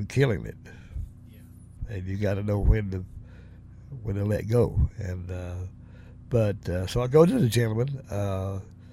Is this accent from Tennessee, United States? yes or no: yes; Tennessee, United States; accent: Southern; moved away; also born or lived in Lexington; I'm from the South, from Tennessee. I definitely got a Southern dialect, you know, as far as my accent